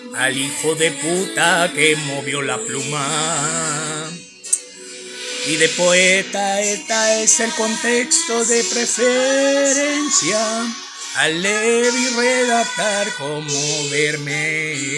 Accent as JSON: {"language": "Spanish", "town": "Mexicali", "region": "Baja California", "country": "Mexico", "said": "soy de Mexicali"}